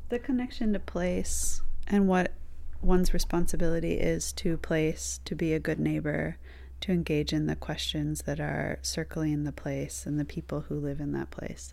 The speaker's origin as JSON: {"language": "English", "area": "Flint", "region": "Michigan", "country": "United States", "tie": "born or raised there", "lives_now": "Detroit, United States", "said": "I'm from Michigan. I was born in Flint, It isn't a city I really stayed"}